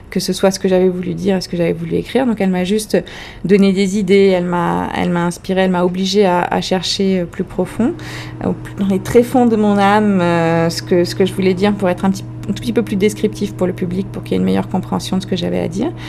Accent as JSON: {"language": "French", "country": "France", "accent": "French", "said": "excusez euh, mon français ou mon accent français."}